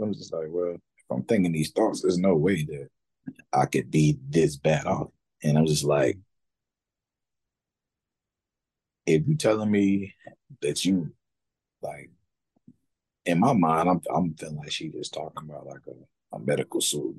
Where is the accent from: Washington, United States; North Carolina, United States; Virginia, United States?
North Carolina, United States; Raleigh; Raleigh, my hometown